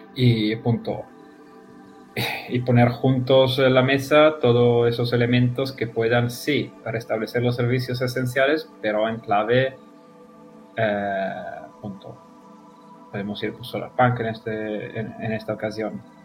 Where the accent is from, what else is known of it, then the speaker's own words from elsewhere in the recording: Italy; Spanish is a second language; moved away as an adult; also born or lived in Spain; no soy español ni latinoamericano, o por ahí, soy de, Italia. Eh, he vivido cinco años en España